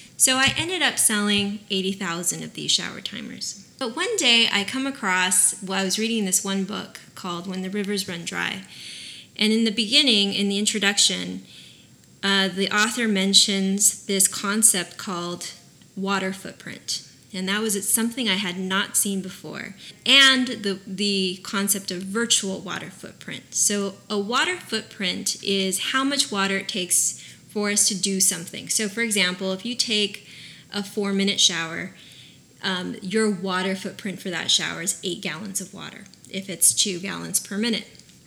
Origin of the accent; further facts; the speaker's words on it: Oxnard, California, United States; I'm from Oxnard